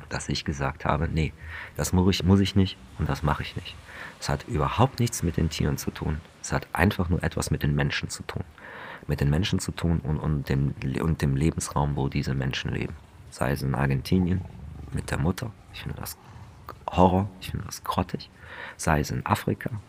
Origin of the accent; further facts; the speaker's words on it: Germany; dass ich in der Region, wo ich aufgewachsen bin, wie die höchsten Wasserpreise hatten von ganz Deutschland.